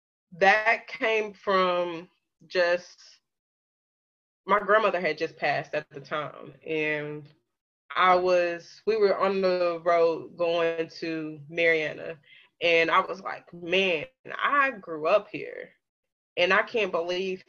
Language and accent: English; Pine Bluff, Arkansas, United States; born or raised there; moved away as an adult; now in Little Rock, United States